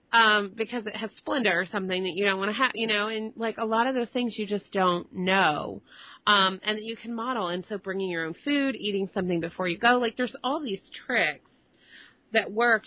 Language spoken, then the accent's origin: English; Dallas, Texas, United States; I grew up in te- in Dallas and uh, in Texas